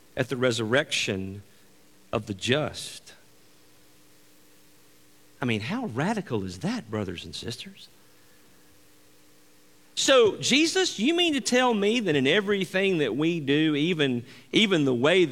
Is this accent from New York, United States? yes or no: no; Greenville, Mississippi, United States; moved away as an adult; Angie and I grew up in Greenville, Mississippi, the Mississippi Delta. And we grew up there for the majority of our life until we moved